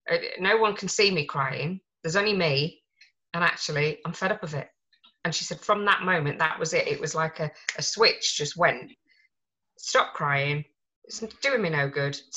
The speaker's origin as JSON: {"language": "English", "region": "Yorkshire and the Humber", "country": "United Kingdom", "said": "We're from Yorkshire, so we're quite close."}